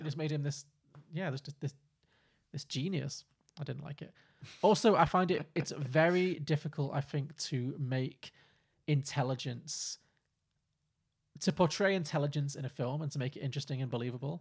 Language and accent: English; Liverpool, North West England, United Kingdom; I grew up in Liverpool.